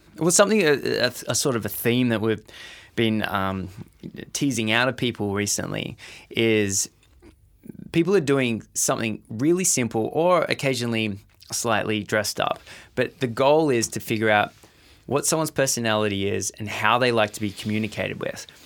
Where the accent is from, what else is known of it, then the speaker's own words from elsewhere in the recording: Australia; as an Australian